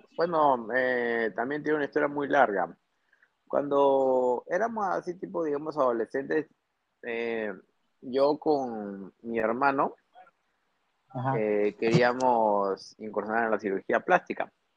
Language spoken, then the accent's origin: Spanish; Trujillo, La Libertad, Peru; moved away as an adult; also born or lived in Piura, Peru / Tumbes, Peru / Rio de Janeiro, Brazil; now in Lima, Peru; yo soy del norte, yo nací en Piura. Claro, yo nací en Piura, pero eh, luego, toda mi secundaria y toda mi universidad, mi facultad de medicina la hice en Trujillo